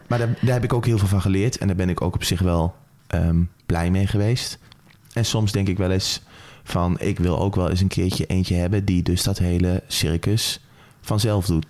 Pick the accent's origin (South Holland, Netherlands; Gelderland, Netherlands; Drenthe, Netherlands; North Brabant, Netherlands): Gelderland, Netherlands; Apeldoorn; ik ben opgegroeid hier, zo'n beetje waar we nou zitten in Apeldoorn